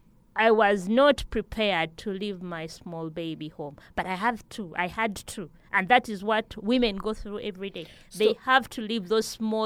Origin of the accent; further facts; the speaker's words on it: Kampala, Central Region, Uganda; also born or lived in Fort Portal; I come from Fort Portal, I grew up in Kampala, but and my mother is a Mugana.